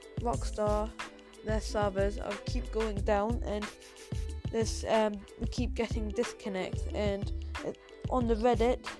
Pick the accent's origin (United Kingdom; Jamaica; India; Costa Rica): United Kingdom; England; if you are laughing at my accent, then yes, I am English.